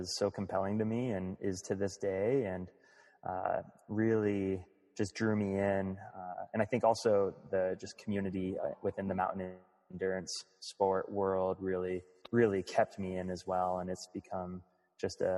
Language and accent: English; Northeast Ohio, United States; moved away as an adult; now in Missoula, United States; my first competitive sport was playing baseball in Northeast Ohio growing up